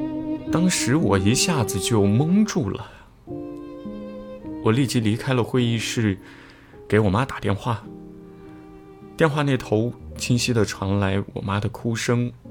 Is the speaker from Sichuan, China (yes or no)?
yes; Leshan, Sichuan, China; 我们的老家在四川乐山。每次假期回去，我们最大的乐趣就是玩麻将。